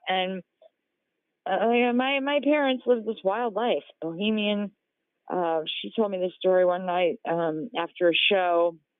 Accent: New Jersey, United States; moved away as an adult; also born or lived in New York City / California; I was born and raised in New Jersey, but most of my life was in New York City or out, you know, in boroughs or Hudson County, New Jersey

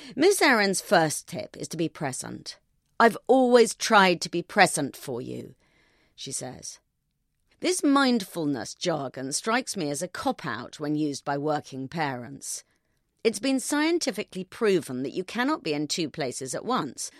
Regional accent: United Kingdom; I'm British

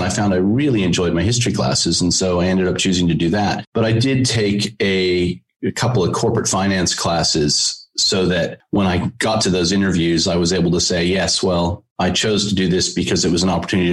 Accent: Connecticut, United States; moved away as an adult; also born or lived in New York; now in Australia; I was born in New York and grew up in Connecticut.

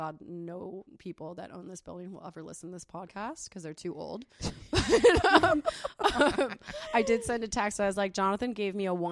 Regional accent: San Diego, California, United States; I grew up in Little Italy, like two or three blocks away

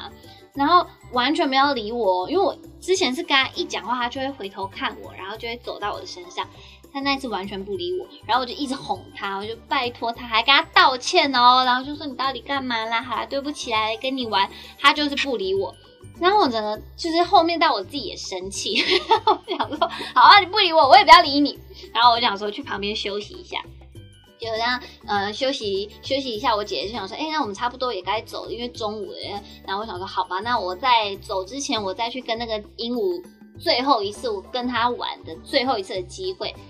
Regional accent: Nantou County, Taiwan; 我差不多就是会在我们我老家吧，在南投的山上。但我想说，我家南投会不会没有人要来？因为我自己都没有很想回去，太远了。

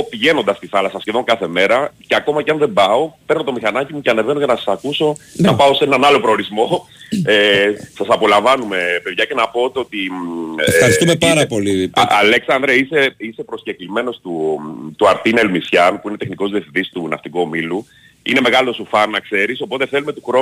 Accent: Thebes, Central Greece, Greece; είμαι και εγώ καμπίσκιος η καταγωγή μου είναι από τη Θήβα

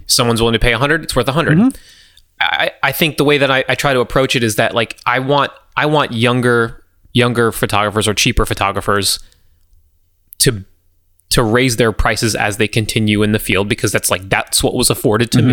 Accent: Southwest Florida, United States; moved away; I grew up in Southwest Florida

